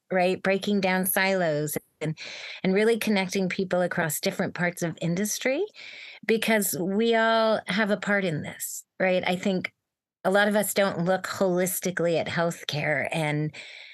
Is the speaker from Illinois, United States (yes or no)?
no; Bay Area, Silicon Valley, California, United States; I grew up in the Bay Area in Silicon Valley